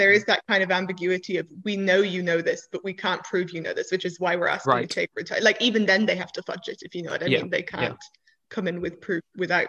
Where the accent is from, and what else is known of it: Ireland